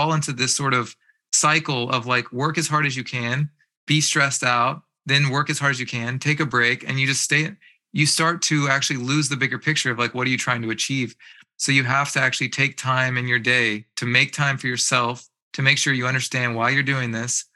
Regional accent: East Coast, United States; moved away as an adult; now in Bay Area, United States; I was from the East Coast.

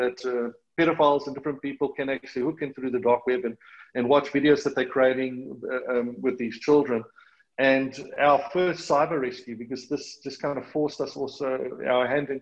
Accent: South Africa; accent: South African; moved away as an adult; now in Australia; excuse the South African accent, it's never going to go away. I've been living in Australia

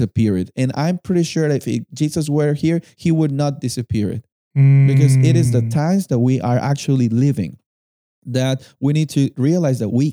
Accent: Lima, Peru; I was born and raised in Lima, and we live in the coast.

